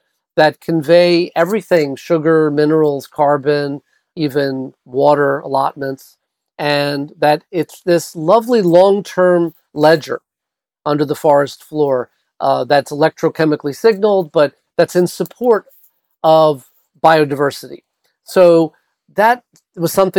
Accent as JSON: {"language": "English", "town": "New York City", "region": "New York", "country": "United States", "tie": "born or raised there", "moved": "yes", "said": "I was born and raised in New York City"}